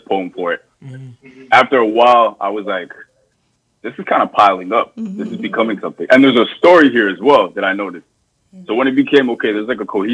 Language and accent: English; Toronto, Ontario, Canada; I'm from Lawrence Heights in Toronto.